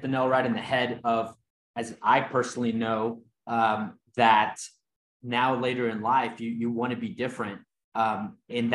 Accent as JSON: {"language": "English", "country": "Mexico", "tie": "born or raised there", "moved": "yes", "lives_now": "United States", "said": "I grew up in Mexico and grew up super poor and had a crazy, story of coming here to the United States."}